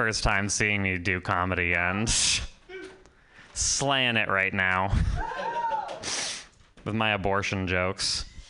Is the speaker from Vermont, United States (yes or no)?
yes; Vermont, United States; I've never seen one of those in real life before because I'm from Vermont.